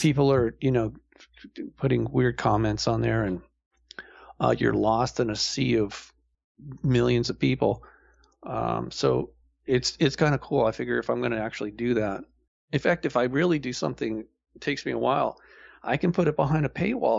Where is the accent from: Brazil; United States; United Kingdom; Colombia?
United States; Malibu, California; I grew up in Malibu